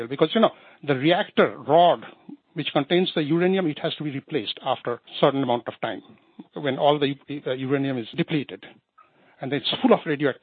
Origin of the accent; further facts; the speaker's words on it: Bangladesh; I'm from Bangladesh